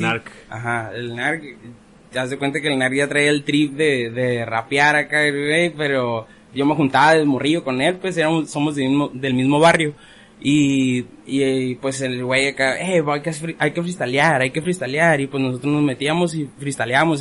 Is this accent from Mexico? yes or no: yes; Ensenada, Baja California, Mexico; Yo crecí aquí en Ensenada